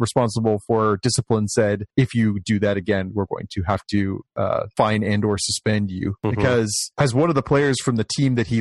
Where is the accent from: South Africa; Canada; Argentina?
Canada; they take us out of school as Canadian kids